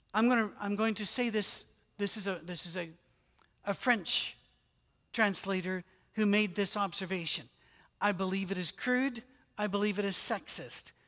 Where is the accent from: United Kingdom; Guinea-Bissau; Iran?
United Kingdom; moved away; I'm British